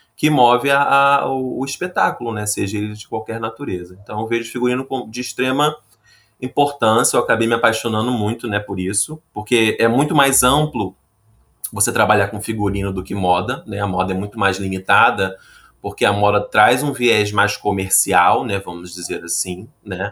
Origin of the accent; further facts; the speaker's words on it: Rio de Janeiro, Brazil; sou carioca e trabalho com figurino